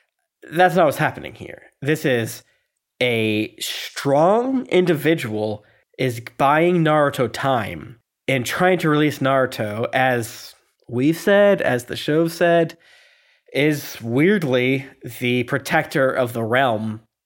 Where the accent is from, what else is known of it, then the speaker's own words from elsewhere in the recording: South Korea; I'm from Korea, which has been invaded, by the way, so maybe.